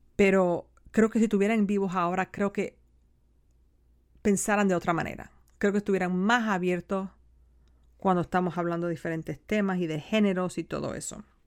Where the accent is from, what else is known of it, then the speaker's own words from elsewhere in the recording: United States; esta no es mi tierra, ¿no? La tierra de mis ancestros, debería decir. Es mi tierra, pero no la tierra de mis ancestros